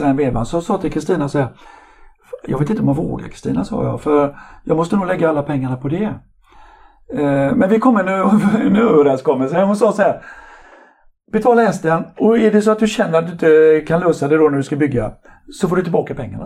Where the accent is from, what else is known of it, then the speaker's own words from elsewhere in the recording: Mölndal, Västra Götaland, Sweden; also born or lived in Partille; Jag är egentligen född i Partille men så har jag bott i Mölndal hela mitt liv i princip